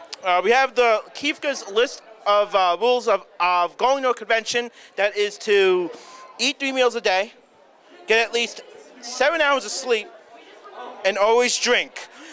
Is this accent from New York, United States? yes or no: yes; Long Island, New York, United States; I'm from Long Island.